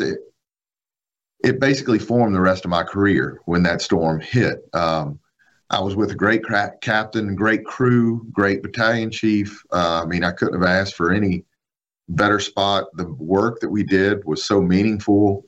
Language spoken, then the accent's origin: English; Biloxi, Mississippi, United States; I was in uh, West Biloxi, uh, born and raised right uh, in Tanglewood subdivision out by Fatima Church